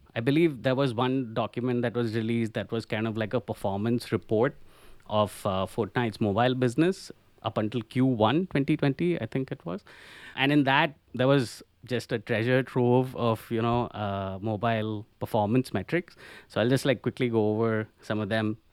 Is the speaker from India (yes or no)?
yes; India; moved away as an adult; now in Cologne, Germany; I'm originally from India and have been living in Cologne in Germany for about the past five years